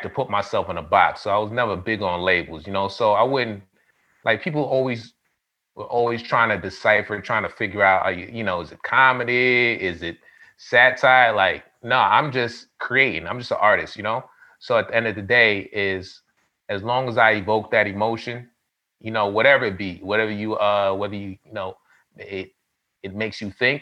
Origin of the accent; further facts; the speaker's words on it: New York City, New York, United States; I grew up in the hood. I'm from the Bronx, New York.